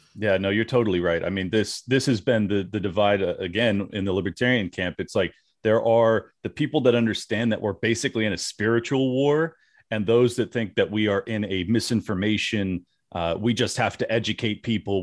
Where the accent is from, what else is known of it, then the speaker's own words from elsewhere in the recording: California, United States; moved away; I'm from California, born and raised